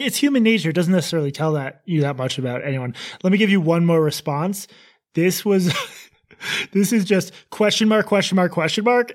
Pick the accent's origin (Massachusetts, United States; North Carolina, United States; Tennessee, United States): Massachusetts, United States; growing up in Massachusetts